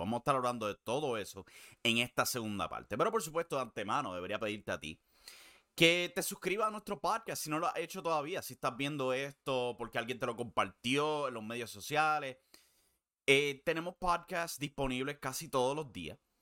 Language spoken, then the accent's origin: Spanish; Puerto Rico; siendo puertorriqueño